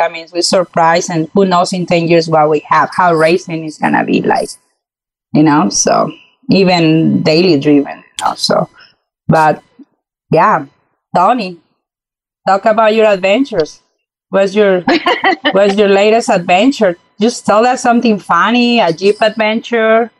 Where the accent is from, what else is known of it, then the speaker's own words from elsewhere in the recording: Mexico; moved away as an adult; now in United States; moving to uh, to the U.S. back in 2006. You know, uh, growing up in Mexico